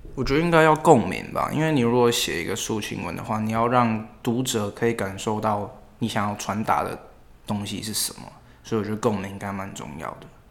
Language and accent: Chinese; Taipei, Taiwan; 我是台北人，然后我住松山那边。对，然后淡水那边也有一个家，就是因为我家庭的关系，所以我有两个地方可以来往这样。对。所以从小就要都在台北这一带长大